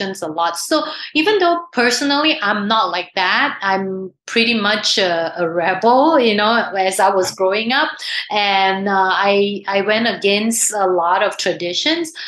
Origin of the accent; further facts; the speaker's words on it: Singapore; I grew up in Singapore